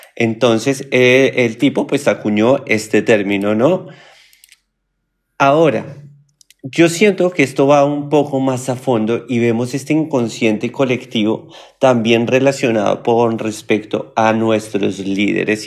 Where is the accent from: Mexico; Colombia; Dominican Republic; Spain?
Colombia; moved away as an adult; now in Argentina; cuando yo vivía en mi país Colombia